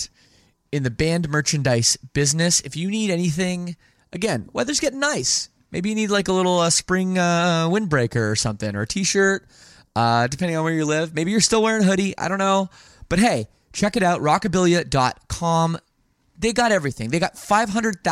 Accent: Toronto, Ontario, Canada; also born or lived in Windsor; I'm based in Toronto. Okay. That's where I grew up

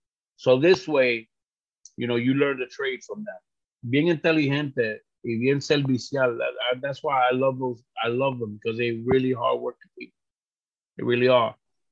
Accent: Puerto Rico; So, I'm from Puerto Rico. Big fucking whoop-de-doo. I can't vote for the president. I could only vote for that fucking politician that we have in Puerto Rico

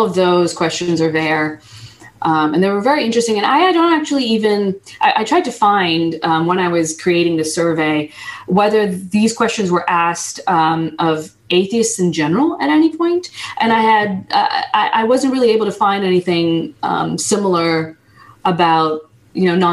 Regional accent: United States; English is a second language; I wasn't born in the United States, but I was raised in the United States

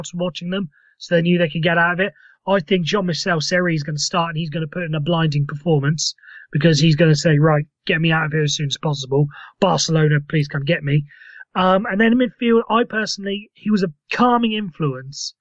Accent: Wales, United Kingdom; I'm Welsh myself

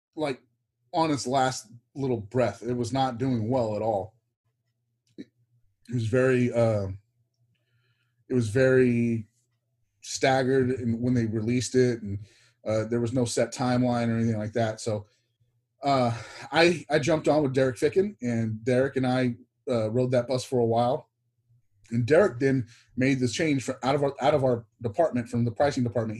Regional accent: Texas, United States; lived growing up in Texas.

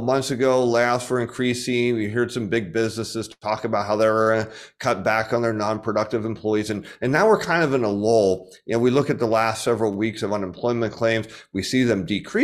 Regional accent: United States; I, as an American

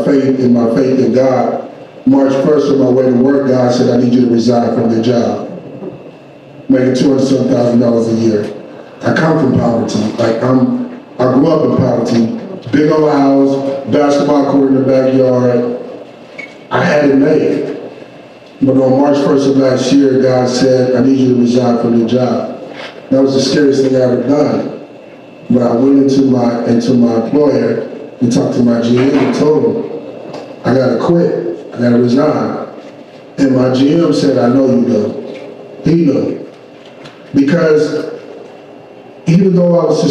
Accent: Flint, Michigan, United States; growing up in Flint, Michigan

